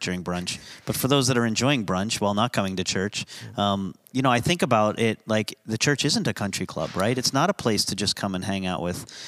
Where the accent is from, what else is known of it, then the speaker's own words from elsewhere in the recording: United States; I'm American